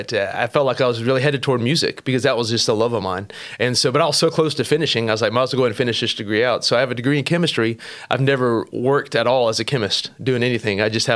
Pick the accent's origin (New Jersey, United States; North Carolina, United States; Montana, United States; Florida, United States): Florida, United States; St. Augustine; I'm originally from Florida. I say that. I mean, my dad and my parents were missionaries, so we actually lived all over the world for a while. But I ended up in Florida for the longest time, so I claim North Florida's home, St. Augustine, exact.